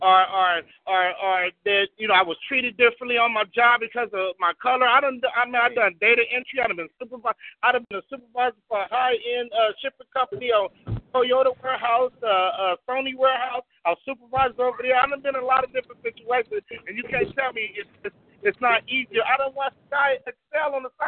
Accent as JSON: {"language": "English", "town": "Compton", "region": "California", "country": "United States", "said": "I was from Compton"}